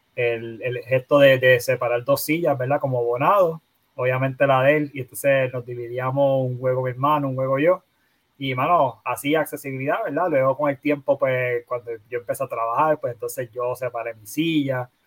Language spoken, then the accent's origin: Spanish; Bayamón, Puerto Rico; also born or lived in North Carolina / Carolina, Puerto Rico; me crié en en Bayamón. Eh, toda mi vida en Bayamón